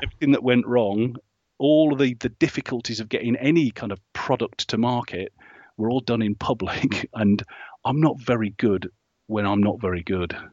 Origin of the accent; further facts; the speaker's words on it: Hinckley, East Midlands, United Kingdom; up in the Midlands, in Hinckley